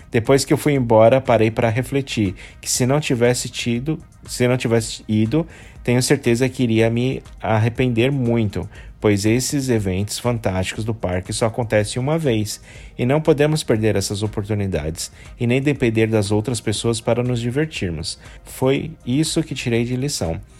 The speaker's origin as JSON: {"language": "Portuguese", "town": "São Bernardo do Campo", "region": "São Paulo", "country": "Brazil", "said": "sou de São Bernardo de Campos, em São Paulo. Tenho 22 anos."}